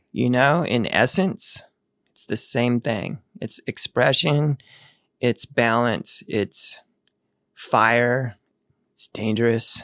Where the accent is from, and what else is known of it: Needles, California, United States; born or raised there; also born or lived in Texas